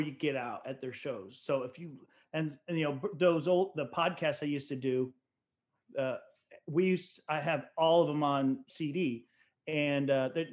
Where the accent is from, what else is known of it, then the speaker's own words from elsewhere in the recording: Rochester, New York, United States; I was born in Rochester. I'm a upstate New York kid